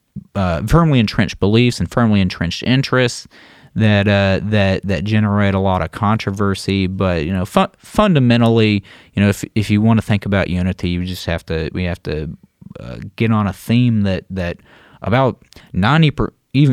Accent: the South, United States; Because, you know, like I'm a Southerner, and when I see someone running without a shirt on, I think, put a shirt on, hippie.

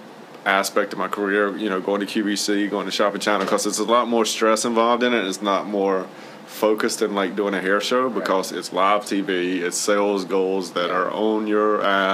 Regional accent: United States; I'm American.

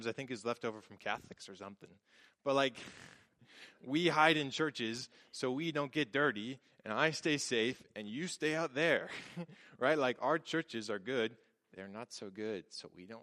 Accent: Tacoma, Washington, United States; I grew up in Tacoma

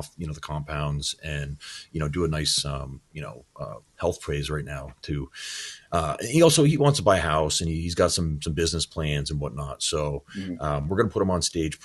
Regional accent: Shelburne, Vermont, United States

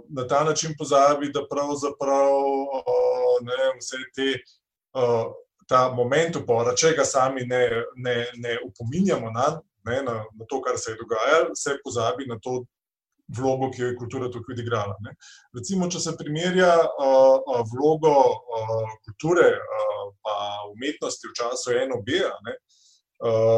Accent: Slovenia; Slovenci smo

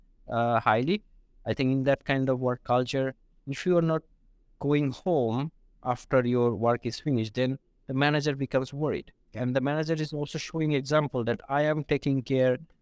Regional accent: Bangladesh; moved away as an adult; now in Sweden; I come from Bangladesh and I have also worked in my home country

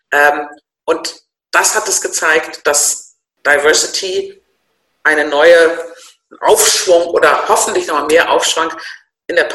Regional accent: Northern Germany, Germany; ich bin Norddeutsch, ich bin Babyboomerin, äh, ich bin im Konzern groß geworden

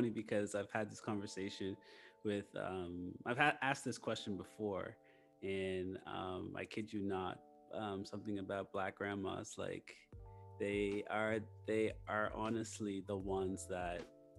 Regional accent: Nova Scotia, Canada; I'm from Canada, so I'm originally from Nova Scotia, which has like a very small Black community, but the biggest Black community in Canada.

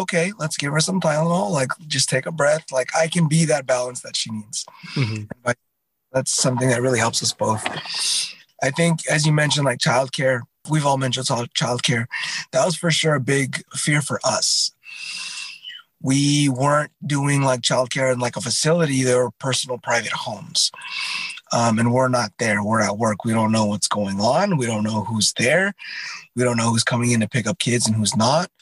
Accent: Southern California, United States; I come from Southern California, and I think it's just got that vibe of like go with the flow

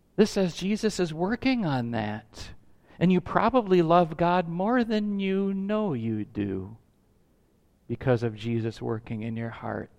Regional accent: United States; we value as American citizens

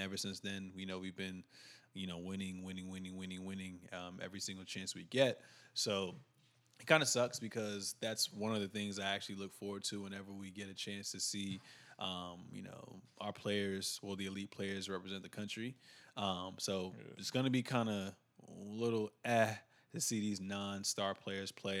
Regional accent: United States; we're from United States.

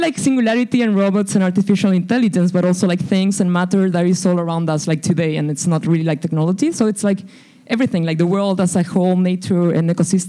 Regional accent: Santiago, Santiago Metropolitan Region, Chile; now in Boston, United States; So, we came from Santiago de Chile to Boston because I came to do a master's program in MIT Media Lab

